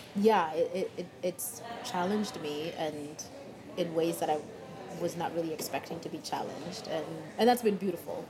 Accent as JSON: {"language": "English", "country": "Kenya", "tie": "born or raised there", "moved": "yes", "lives_now": "Seattle, United States", "said": "growing up in Kenya"}